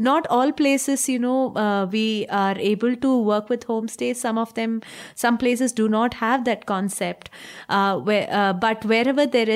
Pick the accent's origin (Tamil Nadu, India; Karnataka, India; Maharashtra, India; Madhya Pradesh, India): Tamil Nadu, India; I am from Tamil Nadu.